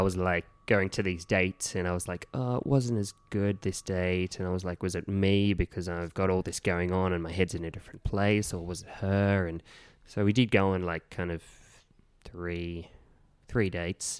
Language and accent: English; Gunnedah, New South Wales, Australia; now in Sydney, Australia; my hometown of Gunnedah